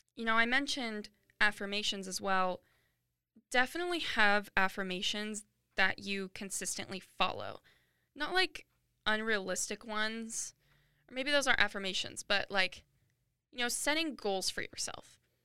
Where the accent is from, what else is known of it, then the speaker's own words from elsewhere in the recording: Washington, United States; moved away as an adult; now in Phoenix, United States; I go to school in Phoenix, Arizona, but I grew up in Washington